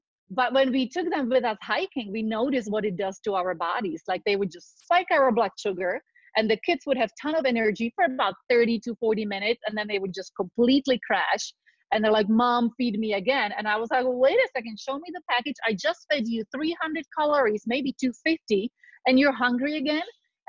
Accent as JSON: {"language": "English", "country": "Czechia", "tie": "born there", "said": "So I was born in Czechoslovakia during deep communism, just starting on a light note. But what I want to say that I come from farming families."}